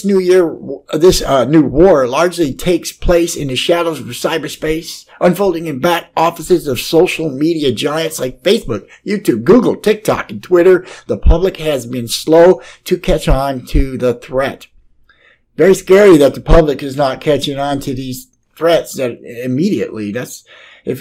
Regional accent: United States; I'm just an American

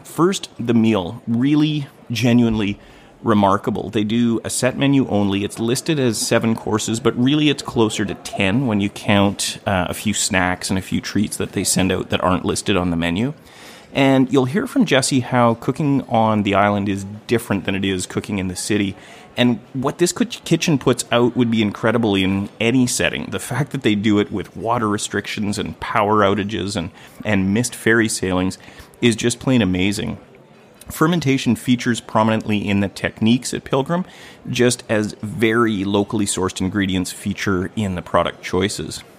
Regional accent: Gibsons, British Columbia, Canada; I was married right here where I'm recording in my hometown of Gibson's, British Columbia

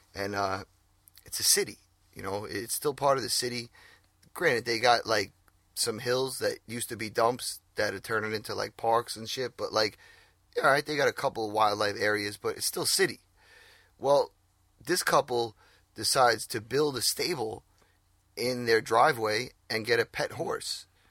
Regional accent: New York, United States; we're from New York.

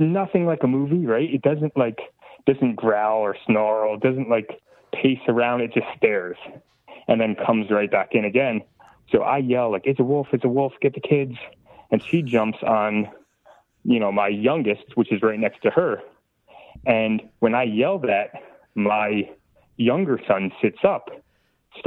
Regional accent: New Jersey, United States; I'm from New Jersey

